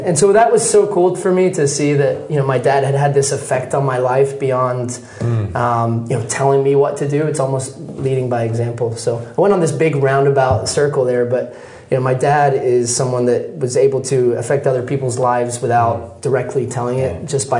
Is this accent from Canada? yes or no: no; Texas, United States; also born or lived in Scotland, United Kingdom; When I was born in Scotland, my dad would be going to work 8-9 hours a day at least, just to give his family a better life. They made a big decision, took my wife, my mom, and the kids, and we moved to Texas.